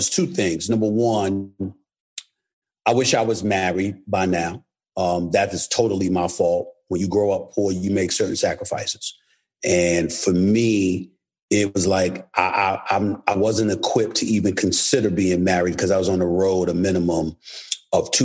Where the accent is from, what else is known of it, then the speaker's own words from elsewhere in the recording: New York City, New York, United States; I was born and raised in New York City, but my family's from St. Thomas, St. Croix, Antigua, Anegada